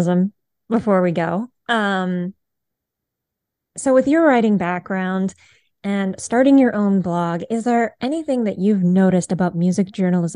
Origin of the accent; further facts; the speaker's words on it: Lafayette, Indiana, United States; Lafayette, Indiana is my hometown